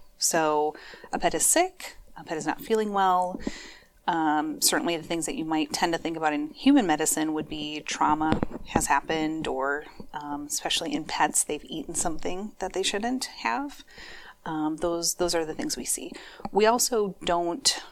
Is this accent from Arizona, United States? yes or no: no; Minneapolis, Minnesota, United States; moved away as an adult; also born or lived in Eau Claire, Wisconsin; I am a Minnesota native. I grew up in the Twin Cities, grew up in Northeast Minneapolis